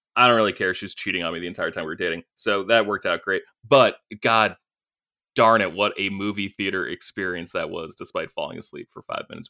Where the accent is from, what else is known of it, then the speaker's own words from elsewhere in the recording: Maine, United States; growing up in Maine, where it's winter, ch, ch, ch, eight months a year